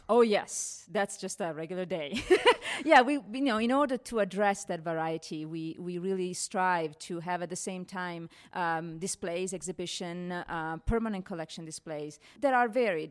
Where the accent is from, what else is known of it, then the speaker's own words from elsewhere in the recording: Italy; moved away as an adult; now in Denver, United States; I come from Italy, and, uh, um, fifteen years ago, I came to Denver Art Museum